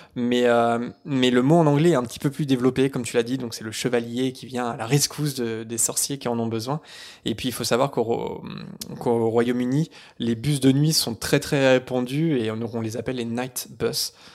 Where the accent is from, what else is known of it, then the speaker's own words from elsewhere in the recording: Caen, Normandy, France; moved away; je viens de Caen